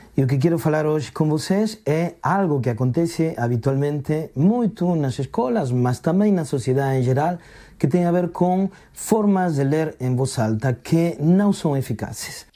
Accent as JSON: {"language": "Portuguese", "country": "Argentina", "moved": "yes", "lives_now": "Portugal", "said": "sou argentino, sou contador de histórias"}